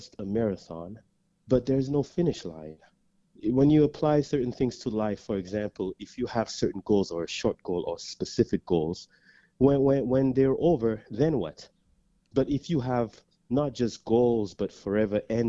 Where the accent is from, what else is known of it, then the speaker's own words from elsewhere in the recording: St. Lucia; now in Canada; I grew up in St. Lucia, Caribbean island St. Lucia